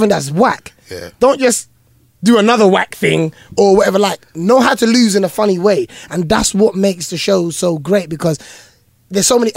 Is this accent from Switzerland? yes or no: no; London, United Kingdom; I'm this boy from East London, Hackney, who used to watch this show.